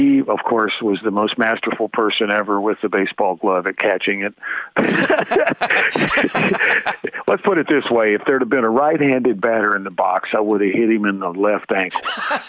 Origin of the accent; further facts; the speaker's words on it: Bowling Green, Kentucky, United States; I grew up outside Bowling Green, Kentucky.